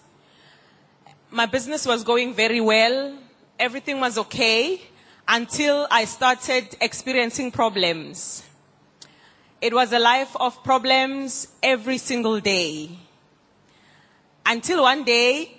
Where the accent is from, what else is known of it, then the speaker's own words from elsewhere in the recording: South Africa; I'm from South Africa